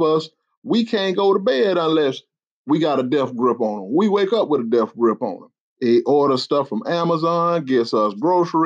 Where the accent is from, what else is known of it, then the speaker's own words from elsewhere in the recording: the South, United States; I'm from the South